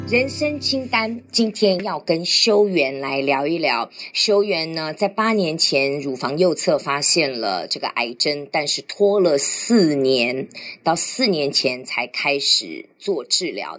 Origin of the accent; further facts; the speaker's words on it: Taiwan; 我们是台湾人